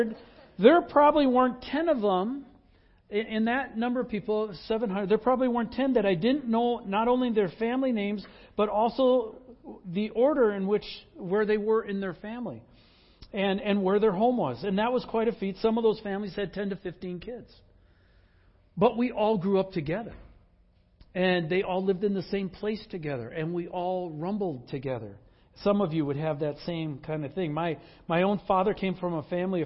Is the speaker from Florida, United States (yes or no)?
no; Wisconsin, United States; also born or lived in Northwest United States; now in Pacific Northwest, United States; in Wisconsin, when I grew up, I knew the names of all the families